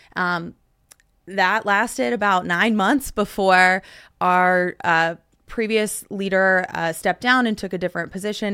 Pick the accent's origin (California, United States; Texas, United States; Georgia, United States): Texas, United States; Dallas–Fort Worth; my hometown